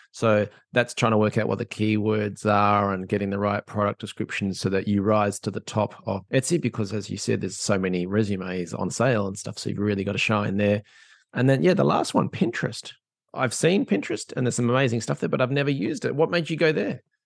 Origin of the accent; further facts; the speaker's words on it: Australia; now in Ireland; I'm an Australian living in Ireland